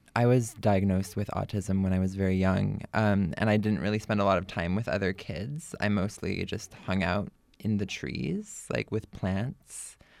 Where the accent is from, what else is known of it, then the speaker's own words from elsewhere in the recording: Berkeley, California, United States; I grew up here in Berkeley